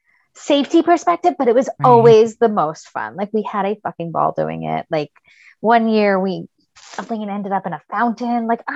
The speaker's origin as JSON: {"language": "English", "region": "New York", "country": "United States", "tie": "born or raised there", "said": "because we're from New York."}